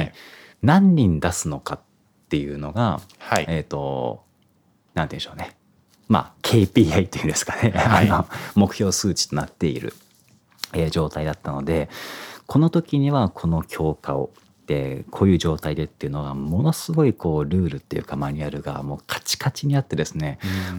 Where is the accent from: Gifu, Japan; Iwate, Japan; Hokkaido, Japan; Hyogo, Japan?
Iwate, Japan; born or raised there